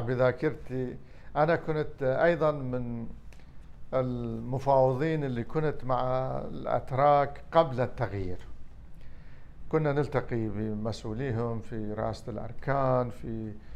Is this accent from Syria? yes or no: no; Iraq; أنا عراقي أولاً